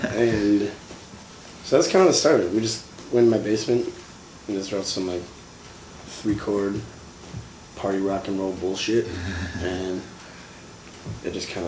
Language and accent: English; Appleton, Wisconsin, United States; moved away as an adult; now in Milwaukee, United States; I grew up in Appleton, Wisconsin.